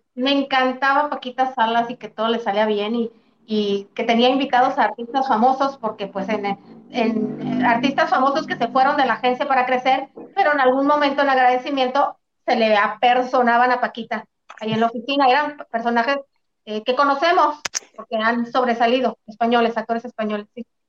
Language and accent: Spanish; Mexico; aquí somos los mexicanos